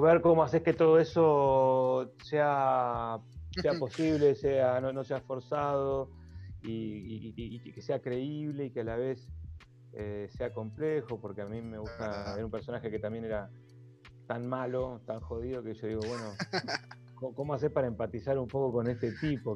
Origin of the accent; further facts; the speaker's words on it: La Plata, Buenos Aires Province, Argentina; yo soy platense y aquí formé